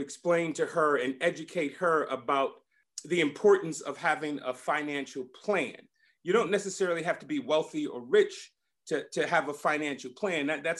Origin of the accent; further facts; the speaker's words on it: Compton, California, United States; growing up in Compton with my parents, because we were living paycheck to paycheck.